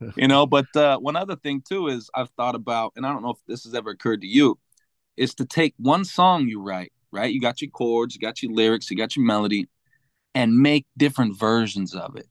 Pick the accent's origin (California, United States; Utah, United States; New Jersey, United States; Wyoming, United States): Utah, United States; Salt Lake City; moved away as an adult; now in New York, United States; growing up in Utah is where I'm from. Salt Lake City